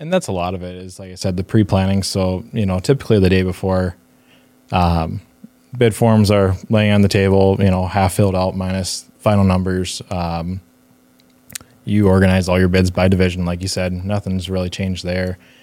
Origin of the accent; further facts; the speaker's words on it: Northfield, Minnesota, United States; also born or lived in Pittsburgh, Pennsylvania; grew up, uh, early part of my life in Pittsburgh and then, um, moved to Northfield, Minnesota, just south of Twin Cities. So, um, went to, yeah, finished up school there, went to high school there